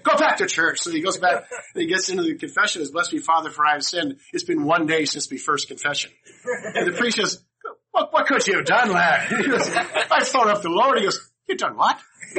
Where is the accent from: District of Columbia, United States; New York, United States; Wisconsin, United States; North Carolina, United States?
District of Columbia, United States; Washington; moved away as an adult; also born or lived in rural West Tennessee; The Catholic Church that I grew up in the Washington DC area